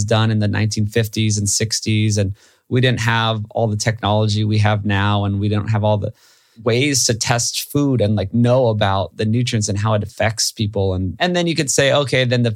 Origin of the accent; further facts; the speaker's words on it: Hawaii, United States; I grew up in Hawaii.